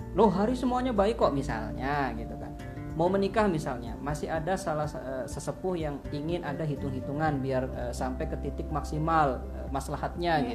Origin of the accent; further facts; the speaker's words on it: Java, Indonesia; kita adalah seorang muslim yang tinggal di Jawa gitu dan kita adalah orang Jawa yang berislam